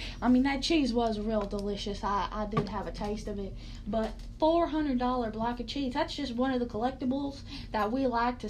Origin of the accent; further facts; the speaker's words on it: Oklahoma, United States; Well, growing up in Oklahoma, nothing really surprises me. I mean, everyone living in Oklahoma was either normal or a kook and a half.